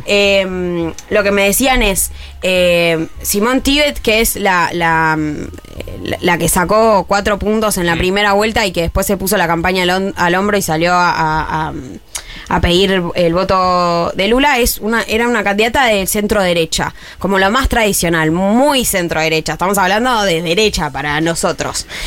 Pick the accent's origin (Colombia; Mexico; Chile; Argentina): Argentina